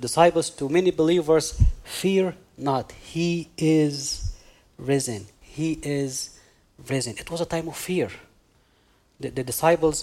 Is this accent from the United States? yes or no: no; Egypt; moved away; I'm originally from Egypt. And because I'm from Egypt